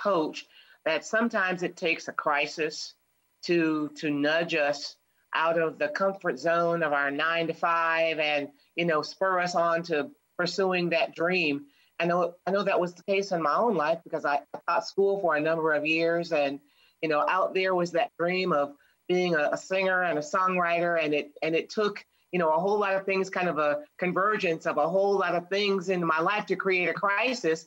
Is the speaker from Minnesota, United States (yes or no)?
no; Michigan, United States; We are both from Michigan